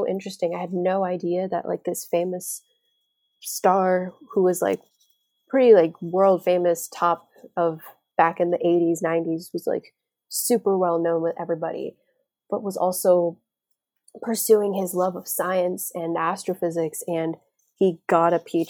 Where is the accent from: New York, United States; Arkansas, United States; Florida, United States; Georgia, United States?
Florida, United States; I'm from Florida. I live in a tropical